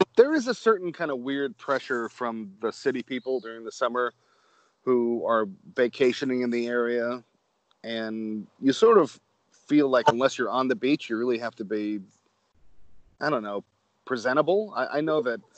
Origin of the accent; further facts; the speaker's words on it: Manchester, Connecticut, United States; I grew up in just outside of Hartford, Connecticut